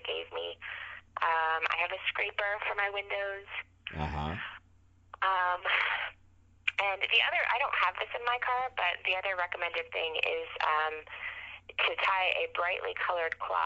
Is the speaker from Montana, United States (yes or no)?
no; Napa, California, United States; also born or lived in Willamette Valley, Oregon / Shenandoah Valley, Virginia; now in Virginia, United States; I grew up in Napa, California